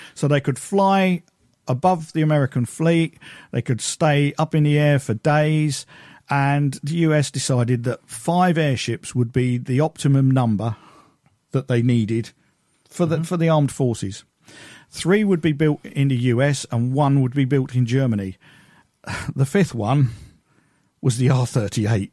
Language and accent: English; United Kingdom; I'm British